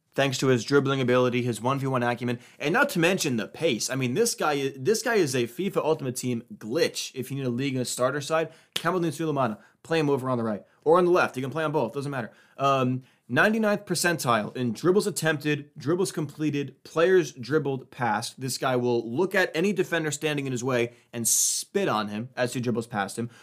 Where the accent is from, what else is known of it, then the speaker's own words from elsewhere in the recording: United States; as an American